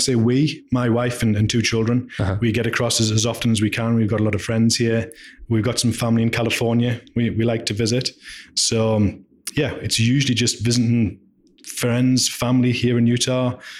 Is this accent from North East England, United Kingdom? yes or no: yes; Durham, North East England, United Kingdom; So Durham in the UK.